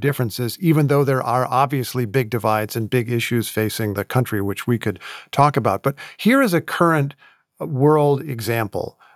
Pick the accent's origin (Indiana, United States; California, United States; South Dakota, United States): Indiana, United States; moved away; I grew up in Indiana